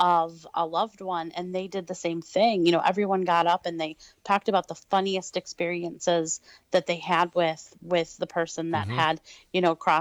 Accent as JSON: {"language": "English", "town": "Detroit", "region": "Michigan", "country": "United States", "tie": "born or raised there", "said": "I actually was born and raised in Detroit"}